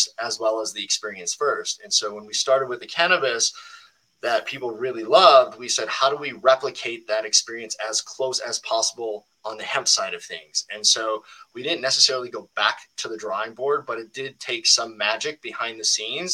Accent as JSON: {"language": "English", "region": "Minnesota", "country": "United States", "tie": "born or raised there", "said": "the Chill State Collective, which is in my home state of Minnesota"}